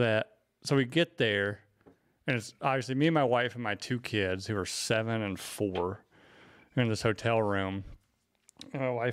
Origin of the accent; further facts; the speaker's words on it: Hendersonville, North Carolina, United States; moved away; my hometown in Hendersonville, North Carolina